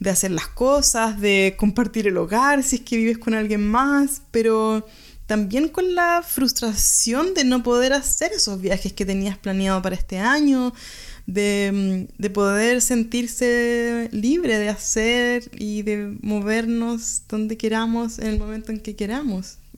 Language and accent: Spanish; Chile; now in Germany; Soy chilena y vivo en Alemania hace tres años